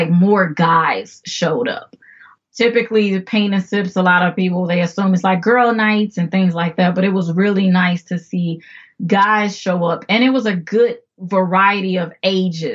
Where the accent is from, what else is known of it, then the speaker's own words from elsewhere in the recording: Chicago, Illinois, United States; I am originally from Chicago, South Side, if that means anything to anyone. But yes, South Side, Chicago